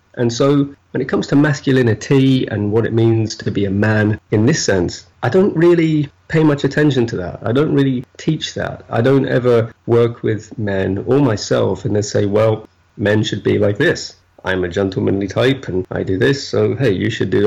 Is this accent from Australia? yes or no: no; United Kingdom